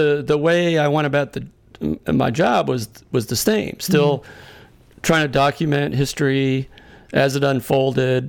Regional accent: Massachusetts, United States; having grown up in Massachusetts.

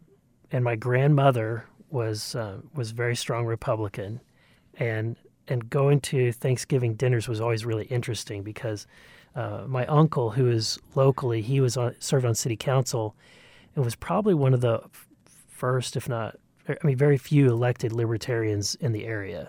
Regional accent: Missouri, United States; I grew up in Southwest Missouri, really in the back door, in the shadows of what is now Bass Pro, the big Bass Pro headquarters.

